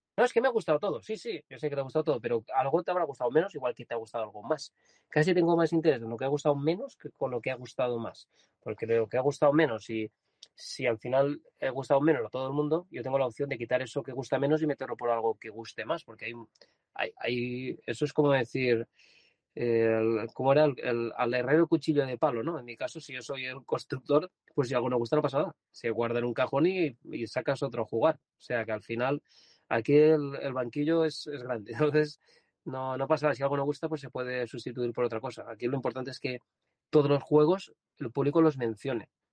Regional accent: Vilavella, Valencian Community, Spain; Yo nací en Villavieja, es un pueblo pequeño

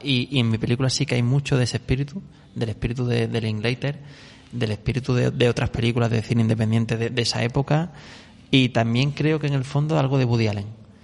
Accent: Córdoba, Andalusia, Spain; yo soy de Córdoba, allí había un, un videoclub mítico que era Fuente Guerra

